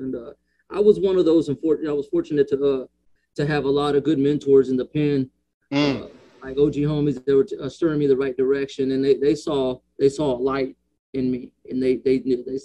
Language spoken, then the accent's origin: English; Las Vegas, Nevada, United States; I'm from the East Las Vegas